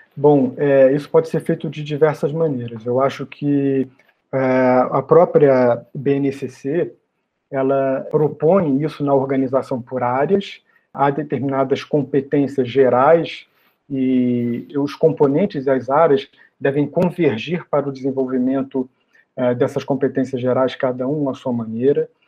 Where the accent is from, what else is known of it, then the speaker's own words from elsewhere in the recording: Rio de Janeiro, Brazil; moved away as an adult; now in São Paulo, Brazil; eu fiz a minha formação toda no Rio de Janeiro, que é a minha cidade natal